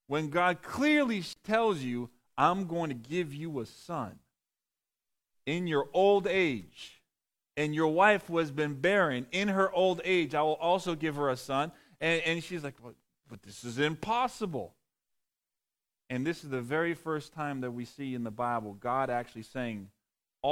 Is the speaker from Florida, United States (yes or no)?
no; Massachusetts, United States; moved away; also born or lived in Texas; I grew up in Massachusetts